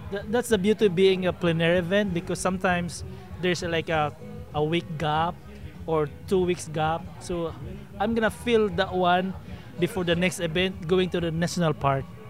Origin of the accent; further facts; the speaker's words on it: Philippines; also born or lived in Victoria, Texas; now in Austin, United States; originally, I'm a Filipino